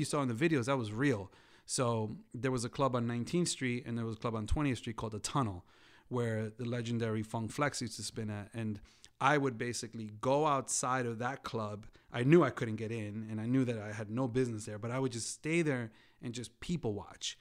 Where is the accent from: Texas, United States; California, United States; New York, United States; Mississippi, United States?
New York, United States; growing up in New York